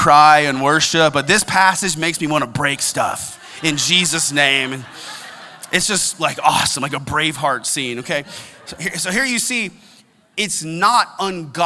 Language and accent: English; United States; I'm an American, and I'm proud